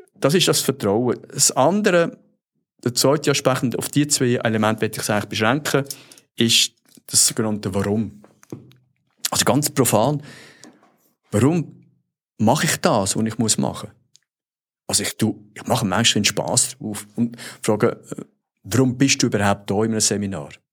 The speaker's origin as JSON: {"language": "German", "country": "Switzerland", "accent": "Swiss German", "moved": "yes", "lives_now": "United States", "said": "als Schweizer"}